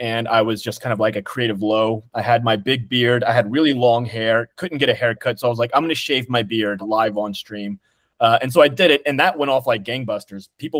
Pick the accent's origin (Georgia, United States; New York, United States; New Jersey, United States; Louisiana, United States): Louisiana, United States; Lafayette; I'm from Lafayette, Louisiana, small city with a lot of culture.